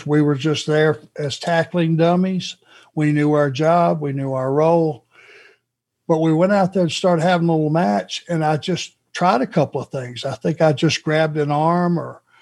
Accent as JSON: {"language": "English", "town": "Rome", "region": "Georgia", "country": "United States", "said": "right down the road, sir, from Rome"}